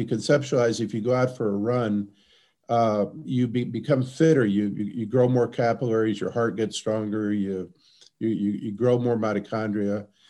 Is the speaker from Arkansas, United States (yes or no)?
no; Texas, United States; also born or lived in Milwaukee; now in La Crosse, United States; I'm from Texas, which has the same climate as sort of mid-Australia